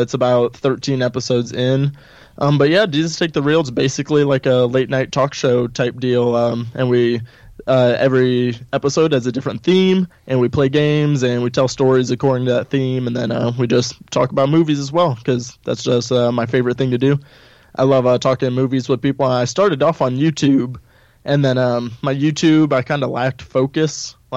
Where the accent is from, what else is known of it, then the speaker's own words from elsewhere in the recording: St. Louis, Missouri, United States; also born or lived in Springfield, Missouri; I've always lived in Missouri. I'm from St. Louis originally, and then I came to Springfield for school